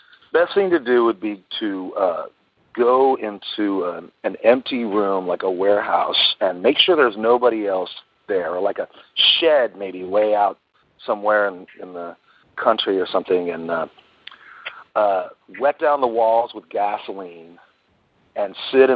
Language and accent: English; New York, United States; I was born in New York, so I grew up listening to WABC, which was the big top 40 AM station.